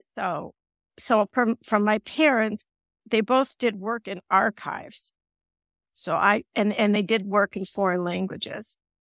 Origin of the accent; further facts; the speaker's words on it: Berkeley, California, United States; moved away as an adult; now in New Hampshire, United States; I was raised in Berkeley, California